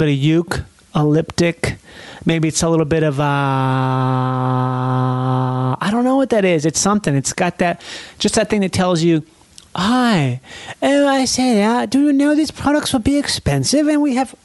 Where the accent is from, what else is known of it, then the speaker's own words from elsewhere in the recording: Minnesota, United States; moved away; I'm from Minnesota